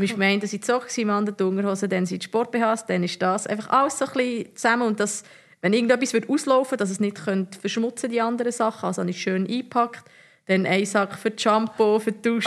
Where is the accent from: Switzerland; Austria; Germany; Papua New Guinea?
Switzerland; Bern; moved away as an adult; also born or lived in Zurich; als Bernerin